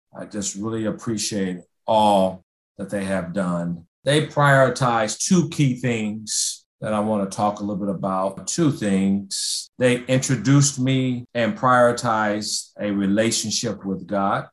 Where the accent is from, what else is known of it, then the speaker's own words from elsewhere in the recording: Indianapolis, Indiana, United States; I was born in Indianapolis, grew up on the west side of Indy, went to a school called 41 and also Crispus Attucks High School.